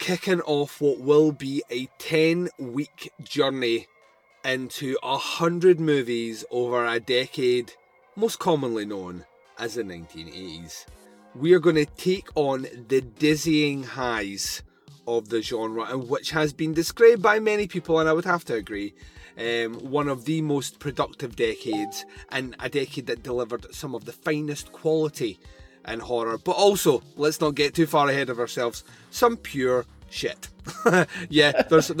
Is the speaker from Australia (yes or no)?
no; Scotland, United Kingdom; I'm Scottish